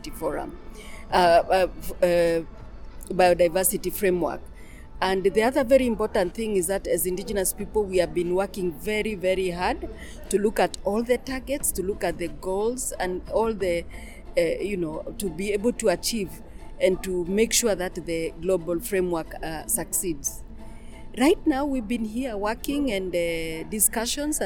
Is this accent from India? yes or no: no; Kenya; I'm from Kenya. I'm a Maasai